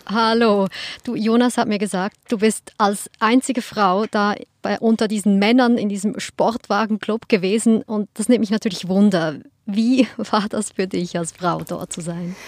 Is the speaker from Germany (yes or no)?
no; Switzerland; als Schweizerin